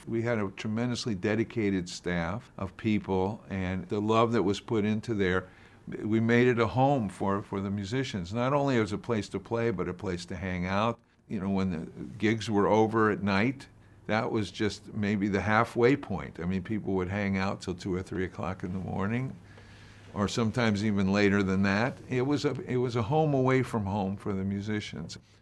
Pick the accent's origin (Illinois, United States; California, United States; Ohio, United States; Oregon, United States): Ohio, United States; Columbus; growing up in Columbus, Ohio